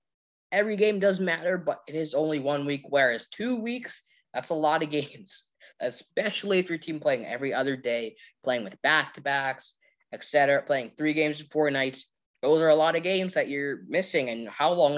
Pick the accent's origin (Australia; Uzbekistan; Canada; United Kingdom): Canada; as a Canadian.